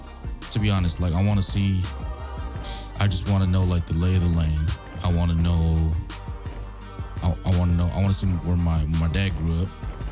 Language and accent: English; California, United States; I'm proud to be Chamorro, but like, I'm damn sure glad I was raised in California.